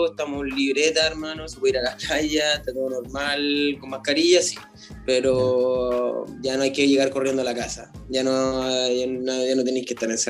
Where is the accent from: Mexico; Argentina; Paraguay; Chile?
Chile; La Reina, Santiago Metropolitan Region; also born or lived in Antofagasta; Yo aparecí en La Reina, nací en Antofagasta con, y viví muy poco en Antofagasta, no me acuerdo casi de nada. Después llegué a San Joaquín, me cambié mucho de casa, siempre he sido gitano